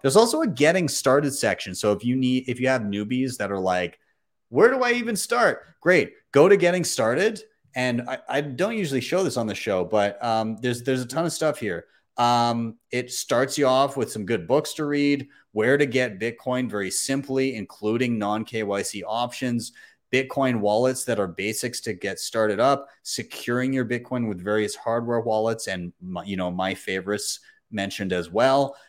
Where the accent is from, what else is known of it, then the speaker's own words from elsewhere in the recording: Canada; I'm a Canadian